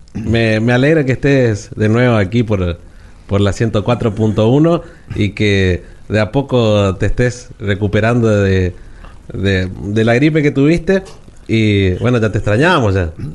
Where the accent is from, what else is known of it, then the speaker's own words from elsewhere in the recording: Goya, Corrientes, Argentina; lo que tenemos en nuestra ciudad